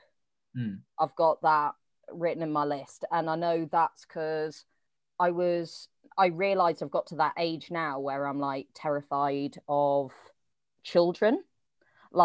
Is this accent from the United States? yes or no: no; Oxford, South East England, United Kingdom; also born or lived in Manchester; now in Wigan, United Kingdom; I'm previously from Oxford, but I've now moved to Manchester